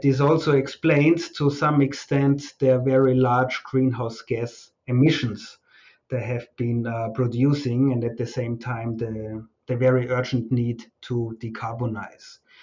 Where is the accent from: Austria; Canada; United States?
Austria; moved away as an adult; also born or lived in Fiji; now in Malaysia; arrive in uh, Austria, in my home country